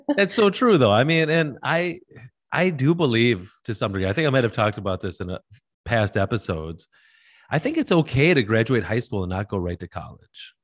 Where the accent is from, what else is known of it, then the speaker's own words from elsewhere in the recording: Wisconsin, United States; I'm from Wisconsin